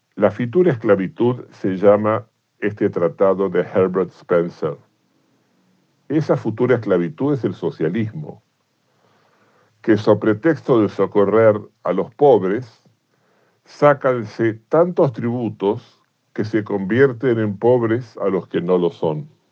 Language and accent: Spanish; Argentina; como argentino